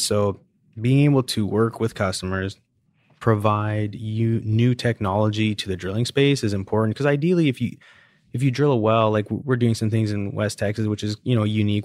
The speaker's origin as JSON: {"language": "English", "country": "Canada", "moved": "yes", "lives_now": "Houston, United States", "said": "I'm Canadian."}